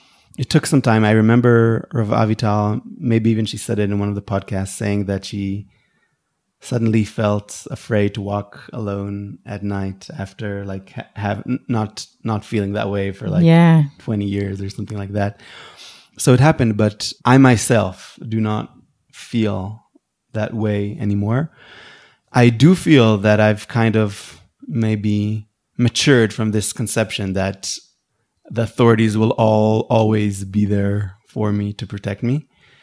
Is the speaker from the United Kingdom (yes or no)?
no; Israel; I grew up here in the Intifada